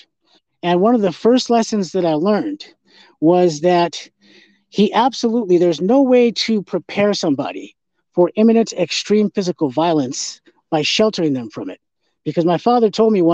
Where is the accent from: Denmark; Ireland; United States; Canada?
United States; North Dakota; I grew up in North Dakota